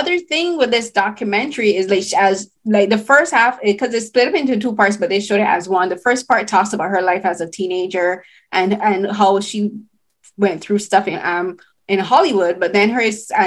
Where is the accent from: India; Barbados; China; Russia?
Barbados; growing up in Barbados, like, we saw the Calvin Klein ads in, like, the local Cave Shepherd